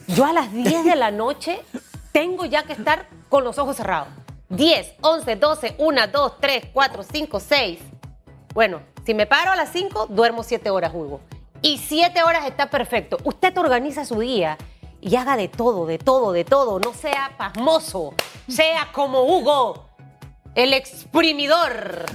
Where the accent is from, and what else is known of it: Panama